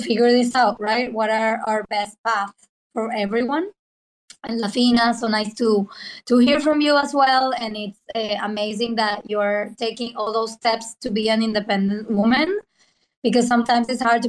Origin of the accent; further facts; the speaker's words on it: Venezuela; English is a second language; also born or lived in Argentina; now in New York, United States; from Venezuela, currently in Argentina, but I've been living in New York for the past 12 years.